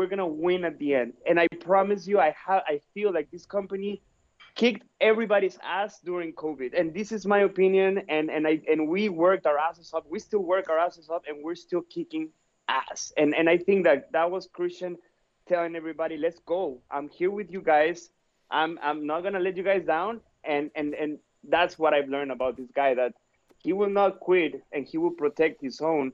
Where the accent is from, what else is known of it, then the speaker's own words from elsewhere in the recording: Mexico; I'm from Mexico